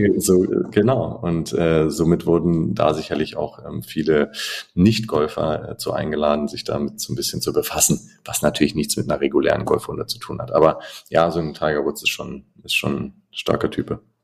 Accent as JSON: {"language": "German", "country": "Germany", "said": "für uns als Deutsche"}